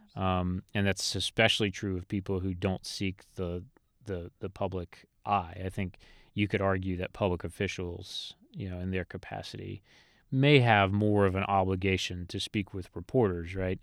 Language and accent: English; Elizabeth City, North Carolina, United States; I'm a North Carolina native. I was born in Elizabeth City, North Carolina